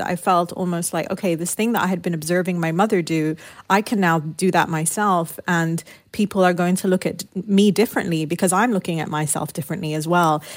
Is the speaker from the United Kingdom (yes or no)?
yes; United Kingdom; also born or lived in Lebanon; growing up in the United Kingdom, my parents had moved there during the Lebanese Civil War